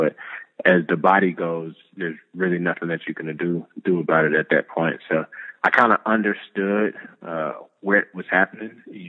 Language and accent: English; the South, United States; Yeah, so I'm from the South, and if they even think it's going to snow, the city shuts down for at least a week.